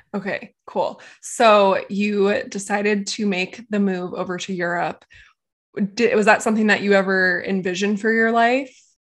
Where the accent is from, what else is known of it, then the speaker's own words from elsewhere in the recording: California, United States; moved away; I grew up in California